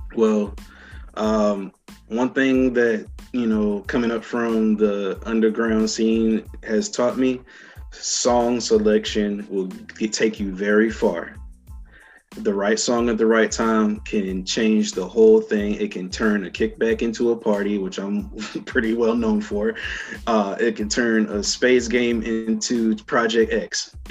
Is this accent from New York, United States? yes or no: no; Raleigh, North Carolina, United States; my biggest set ever that I was about to have in my hometown. Uh, it was a thing called um, Raleigh Dance Music Festival